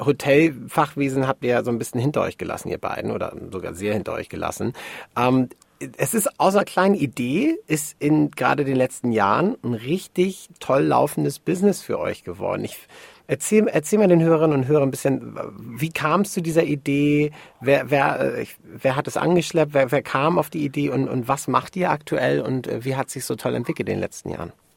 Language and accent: German; Hamburg, Germany; mir als Hamburger Jung